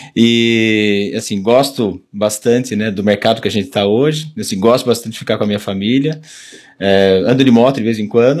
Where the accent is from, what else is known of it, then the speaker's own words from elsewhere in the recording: Jundiaí, São Paulo, Brazil; moved away as an adult; eu sou nascido aqui na região, né? Nasci em Jundiaí